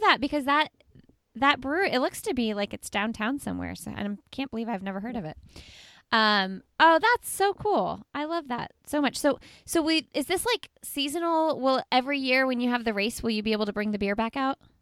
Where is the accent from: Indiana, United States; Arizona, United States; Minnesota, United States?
Indiana, United States; Indianapolis; I'm from Indianapolis